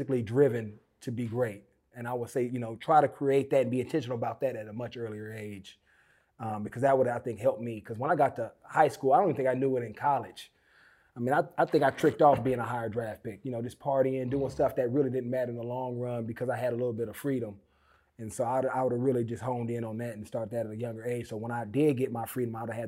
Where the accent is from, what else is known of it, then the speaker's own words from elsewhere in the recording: Oakland, California, United States; I grew up in Oakland